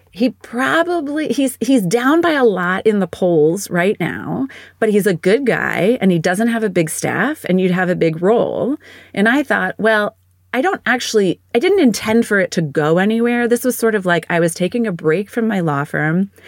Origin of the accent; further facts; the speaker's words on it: State College, Pennsylvania, United States; moved away as an adult; also born or lived in Washington, D.C.; now in Pittsburgh, United States; I grew up in State College, Pennsylvania